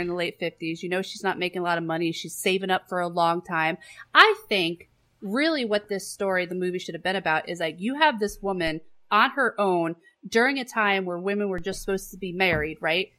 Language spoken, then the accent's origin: English; New York, United States; We're from New York.